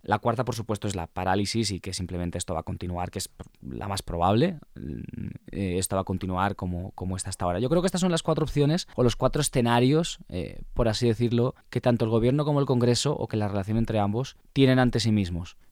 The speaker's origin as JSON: {"language": "Spanish", "country": "Spain", "moved": "yes", "lives_now": "Colombia", "said": "me da mucha envidia como español"}